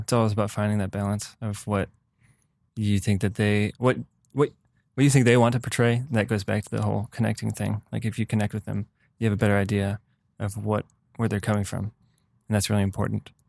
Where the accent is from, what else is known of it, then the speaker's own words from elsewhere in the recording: Michigan, United States; moved away; I'm from Michigan